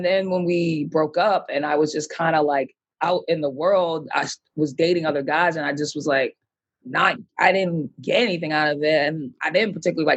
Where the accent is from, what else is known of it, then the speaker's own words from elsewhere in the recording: Boston, Massachusetts, United States; also born or lived in Atlanta, Georgia; now in New York, United States; I grew up in Boston. I'm from Boston